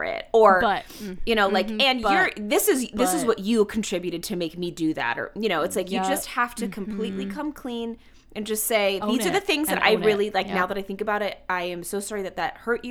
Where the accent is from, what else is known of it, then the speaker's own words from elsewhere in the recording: Atlanta, Georgia, United States; moved away as an adult; I grew up in the South. I grew up in Atlanta. I only stayed until through high school, and then I moved away for college